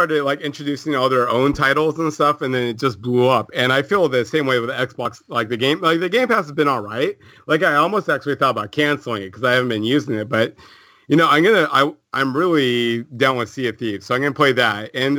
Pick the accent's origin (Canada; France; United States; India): Canada; I'm Canadian.